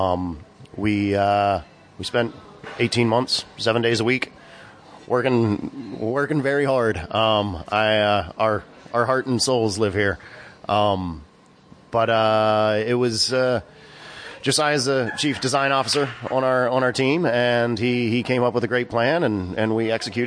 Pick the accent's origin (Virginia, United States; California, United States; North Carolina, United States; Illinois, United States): Virginia, United States; Shenandoah Valley; also born or lived in New York City; now in Sullivan County, United States; my hometown in Virginia, in the Shenandoah Valley